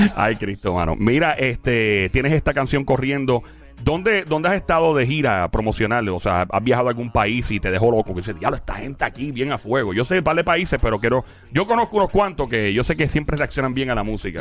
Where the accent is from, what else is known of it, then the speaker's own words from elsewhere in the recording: Puerto Rico; como todo boricua